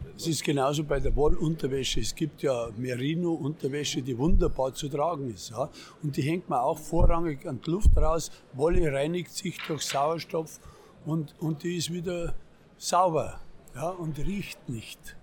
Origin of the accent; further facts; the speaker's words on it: Bavaria, Germany; Der Bayer bleibt der Bayer